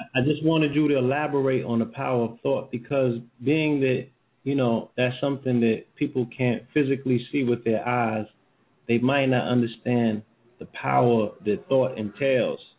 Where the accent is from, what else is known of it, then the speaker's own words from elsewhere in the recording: New York, United States; moved away; I'm from New York